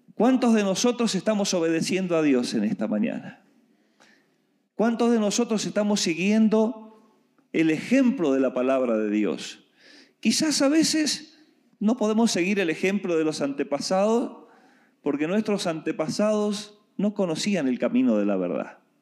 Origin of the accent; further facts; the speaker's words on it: Argentina; moved away; Yo vengo de Argentina